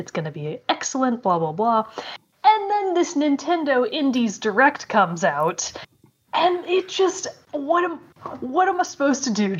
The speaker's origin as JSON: {"language": "English", "region": "Texas", "country": "United States", "said": "I'm from Texas."}